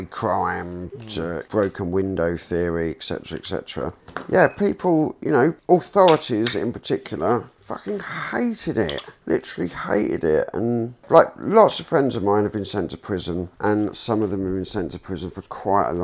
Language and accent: English; London, United Kingdom; growing up in London, it was like, you know, when we got a little bit older, we were going out to like all the nightclubs in London.